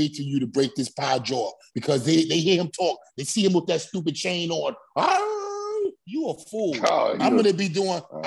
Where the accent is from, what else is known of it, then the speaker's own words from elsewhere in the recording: New York City, New York, United States; I'm from Brownsville, Brooklyn